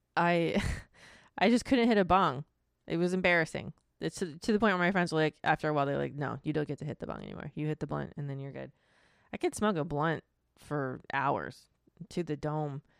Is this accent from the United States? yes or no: yes; Florida, United States; I am from Florida